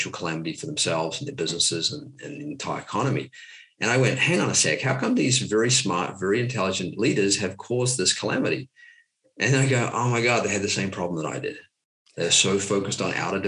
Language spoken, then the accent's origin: English; New Zealand; I grew up in New Zealand, typical New Zealand lifestyle, rugby, running